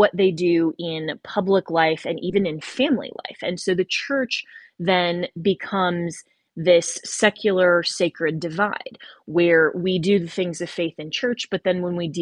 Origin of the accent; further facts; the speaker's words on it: United States; I am an American